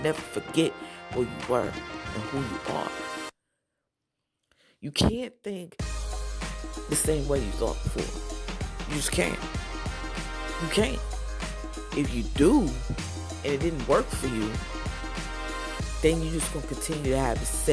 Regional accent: New Jersey, United States; I was from Jersey

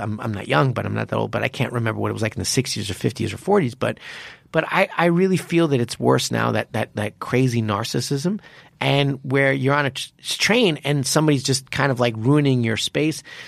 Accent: United States; also born or lived in Japan; I'm American

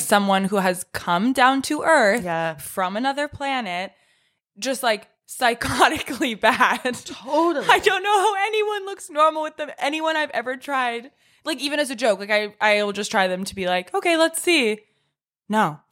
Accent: Orange County, California, United States; I'm from Orange County

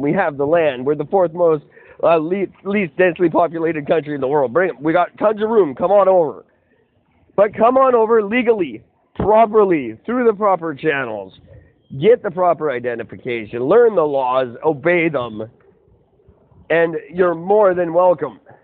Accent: Canada

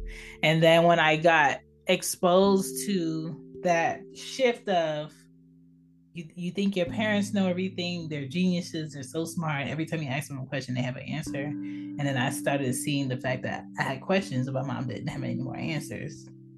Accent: East Coast, United States; also born or lived in Philadelphia / Baltimore / Maryland / Florida; myself, I was growing up on the East Coast, you know, whether it was in Philly, Baltimore, Maryland, Florida, or Georgia, I had a diverse upbringing around different cultures and kids.

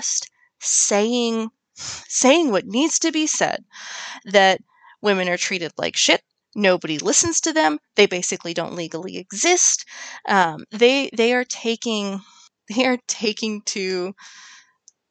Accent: United States; I'm an American

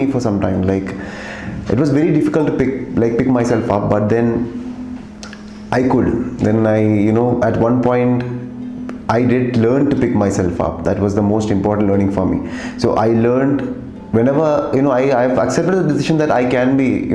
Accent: Kerala, India; I'm coming from Kerala

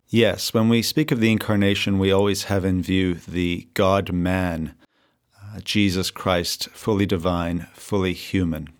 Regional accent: Victoria, British Columbia, Canada; also born or lived in South Africa / Madison, Wisconsin; now in Vancouver, Canada; I grew up in Victoria, BC, born in South Africa, but uh, went to America just for the uh, university experience

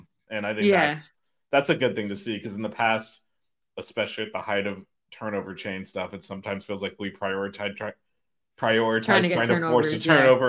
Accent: Miami, Florida, United States; moved away; I still just have my Miami area code.

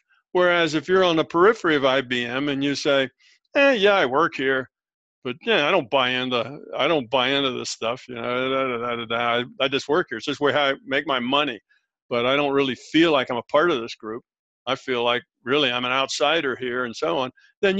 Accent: United States; born there; yeah, I was born here, but you know, I don't really feel like I belong here. I just born here and I'm an American by birth, but I don't really relate to it a whole lot.

